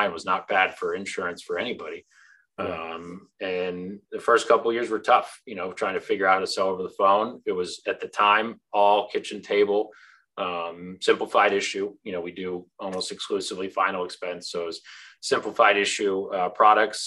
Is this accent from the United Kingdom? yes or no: no; Orlando, Florida, United States; I grew up in Orlando